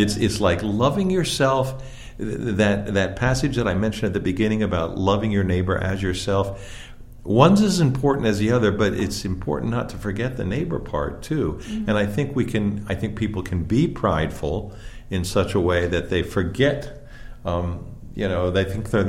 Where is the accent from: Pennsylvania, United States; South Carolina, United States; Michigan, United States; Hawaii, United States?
Pennsylvania, United States; I grew up in Pennsylvania and in sort of a small town